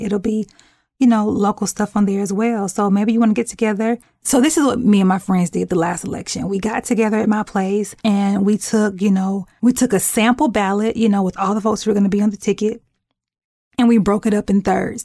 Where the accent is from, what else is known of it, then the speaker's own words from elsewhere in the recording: United States; we are just as American